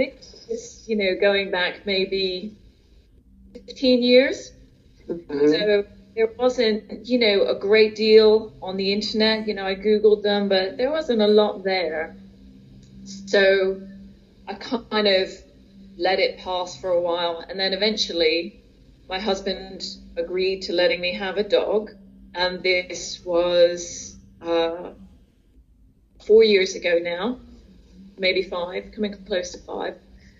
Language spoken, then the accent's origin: English; United States; now in United Kingdom; I'm from the States originally, and we moved over to the UK in 1980.